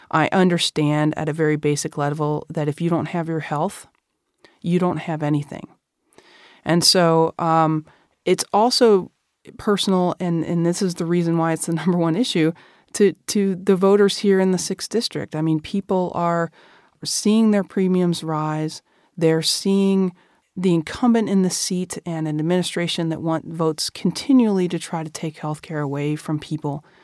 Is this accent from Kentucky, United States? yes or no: yes; Kentucky, United States; Now I'm running for Congress against Andy Barr in my home state of Kentucky.